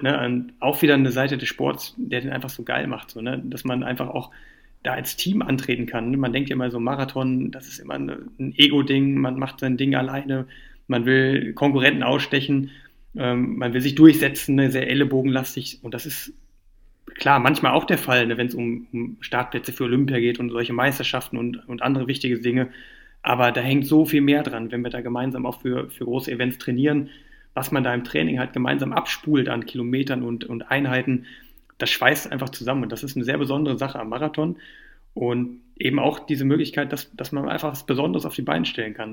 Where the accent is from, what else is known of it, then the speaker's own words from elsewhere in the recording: Düsseldorf, North Rhine-Westphalia, Germany; now in Cologne, Germany; Geburtsstadt, ne, in Düsseldorf